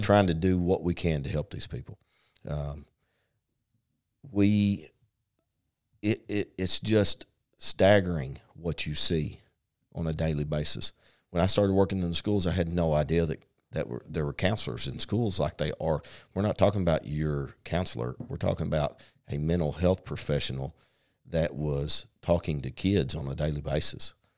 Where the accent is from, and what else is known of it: Paragould, Arkansas, United States; born or raised there; also born or lived in San Diego, California